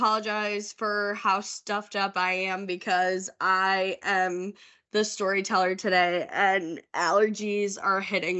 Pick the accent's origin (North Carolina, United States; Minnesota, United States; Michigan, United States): Michigan, United States; Holt; That's very common for my hometown. Like, Holt is a suburb of Lansing. It's very close to Michigan State.